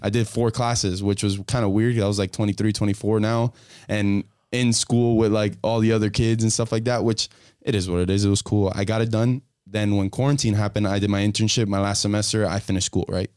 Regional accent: Hialeah, Florida, United States; I'm from Hialeah

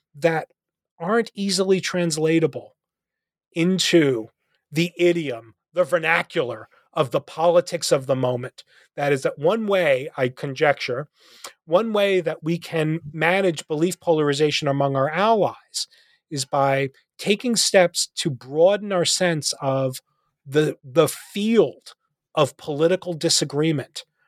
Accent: New Jersey, United States; moved away as an adult; now in Nashville, United States; I live in Nashville, uh, um, where where you know I'm originally from New Jersey

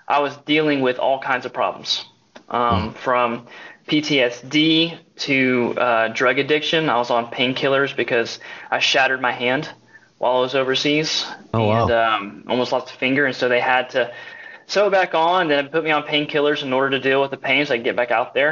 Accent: Tulsa, Oklahoma, United States; I grew up in Tulsa

